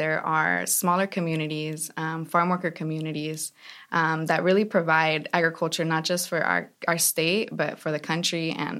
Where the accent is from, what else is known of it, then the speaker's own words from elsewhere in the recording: the Central Valley, California, United States; I grew up in the Valley. I love the Valley. All of this is my family. My parents were farm workers, so I really relate to a lot of the smaller communities in the area.